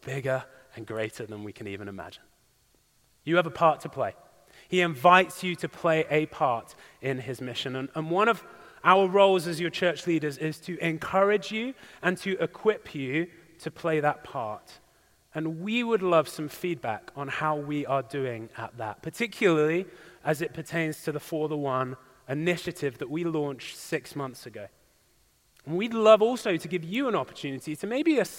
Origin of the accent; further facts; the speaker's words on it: English countryside, England, United Kingdom; moved away; the beautiful English countryside in my hometown